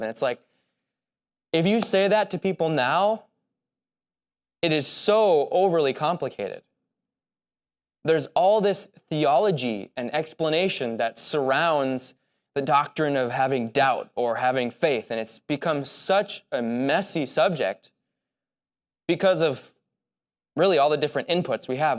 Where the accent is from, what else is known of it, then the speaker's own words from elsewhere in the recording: United States; as American Christians